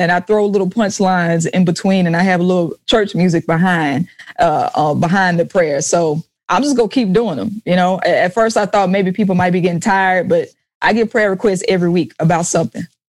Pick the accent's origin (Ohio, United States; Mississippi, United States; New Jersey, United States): Mississippi, United States; Jackson; I was in Jackson, Mississippi, my hometown